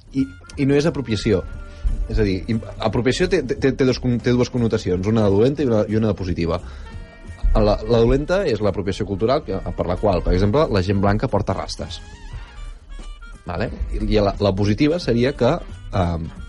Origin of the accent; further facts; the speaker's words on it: Barcelona, Catalonia, Spain; vinc de Sarrià